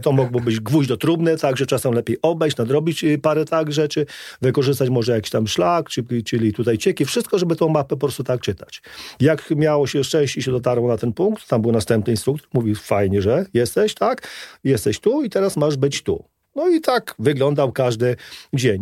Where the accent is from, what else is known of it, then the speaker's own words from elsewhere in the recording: Trzeszczany, Lublin Voivodeship, Poland; moved away as an adult; also born or lived in Warsaw; dorastałem na ścianie wschodniej w małej miejscowości, niedaleko Chrobieszowa, Trzeszczany